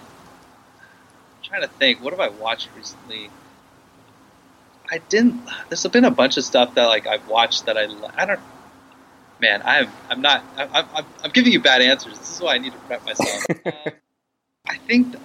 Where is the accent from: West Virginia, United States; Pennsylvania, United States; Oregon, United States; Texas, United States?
Oregon, United States; Corvallis; now in San Francisco, United States; I was born in Corvallis, which is in Oregon, which is the Pacific Northwest. So I am technically from there, and I still go back there to visit my dad